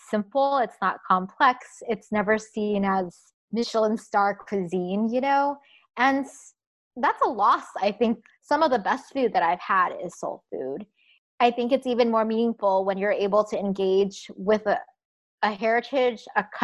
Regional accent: United States; we're super proud of being Vietnamese American

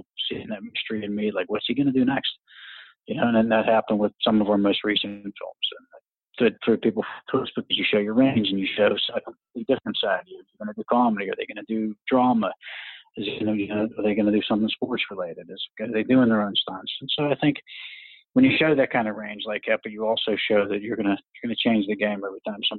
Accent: Pittsburgh, Pennsylvania, United States; I grew up in the Pittsburgh area

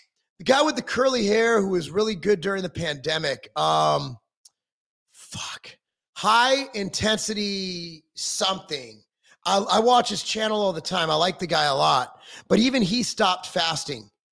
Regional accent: Inglewood, California, United States; also born or lived in Brentwood, California; I come from Inglewood, California

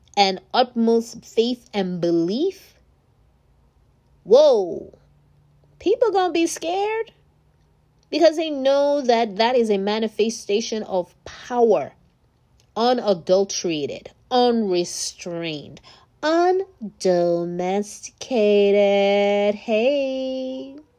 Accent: Nigeria; moved away; I'm from Nigeria originally

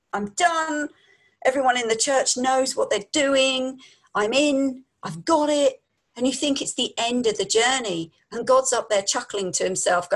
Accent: London, United Kingdom; moved away as an adult; also born or lived in Devon / Yorkshire; now in United States; We're from London, so we've probably got a lot of slang in our talk.

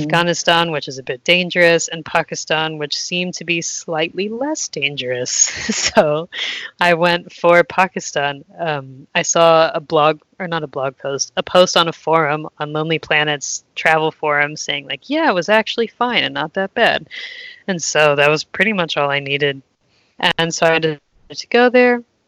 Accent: United States; moved away as an adult; I'm from the United States

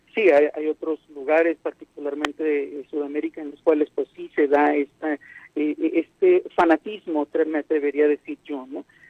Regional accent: Mexico; los mexicanos particularmente los mexicanos

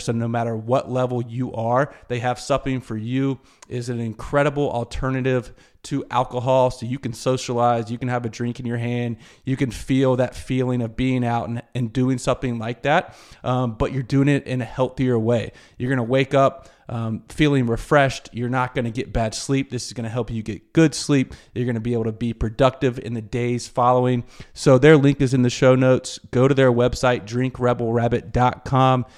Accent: Greenville, South Carolina, United States; my hometown of Greenville, South Carolina

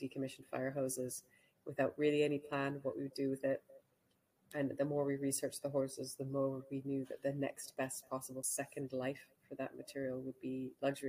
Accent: Canada; moved away; also born or lived in Hong Kong; I grew up in Canada

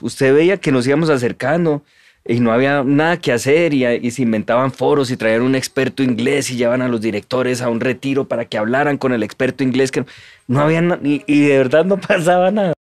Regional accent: Colombia; somos colombianos estándar

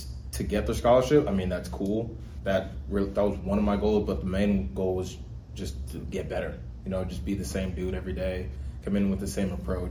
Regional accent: Houston, Texas, United States; I'm from Houston, Texas.

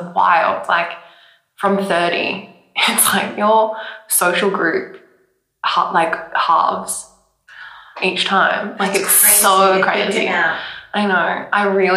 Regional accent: Queensland, Australia; we grew up in Queensland

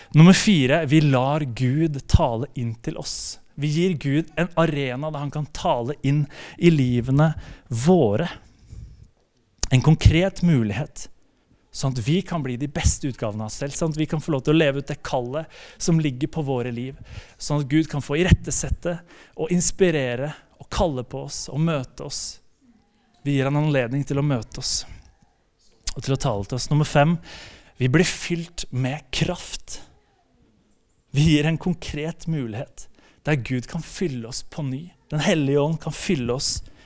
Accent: Slemmestad, Akershus, Norway; also born or lived in Spikkestad / Bergen; jeg kommer fra Spikkestad. Eh, det er, eller egentlig Slemmestad kommer jeg fra. Eh, det er på Østlandet

